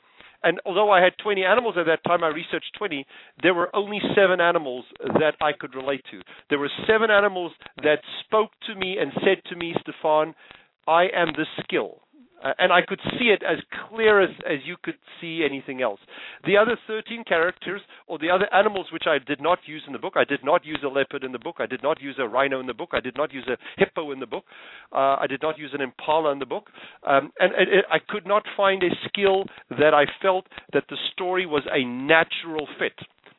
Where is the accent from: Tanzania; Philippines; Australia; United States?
Tanzania; born there; also born or lived in South Africa; Believe it or not, I was born in the Serengeti.